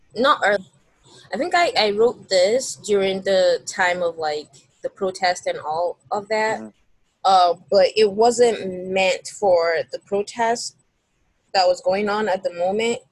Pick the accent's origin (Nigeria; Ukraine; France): Nigeria; moved away as an adult; now in United States; I'm originally from Nigeria, um, so yeah, I'm an international student